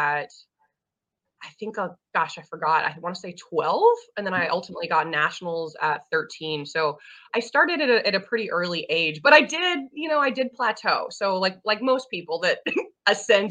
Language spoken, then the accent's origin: English; Huntsville, Alabama, United States; moved away as an adult; also born or lived in Seattle area; now in Seattle, United States; I'm from Huntsville, Alabama, so north end of the state.